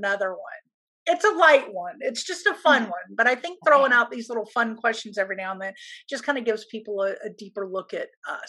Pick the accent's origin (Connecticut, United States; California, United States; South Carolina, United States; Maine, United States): South Carolina, United States; Hilton Head; That's where I grew up in South Carolina.